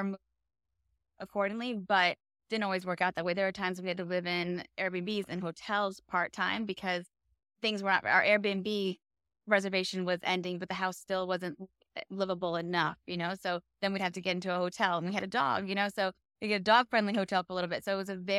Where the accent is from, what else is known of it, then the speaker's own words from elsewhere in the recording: Vermont, United States; moved away as an adult; now in Fort Lauderdale, United States; I was born and raised in Vermont, but I now live in Fort Lauderdale, Florida. Been here since 2006.